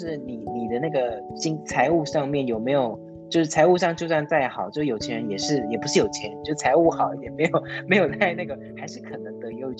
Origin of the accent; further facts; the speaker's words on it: Taiwan; 我是台湾人哦。